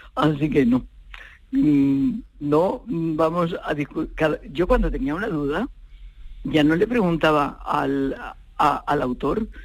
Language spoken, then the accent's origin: Spanish; Spain; also born or lived in Portugal; me gusta haber nacido en España o me nacieron en España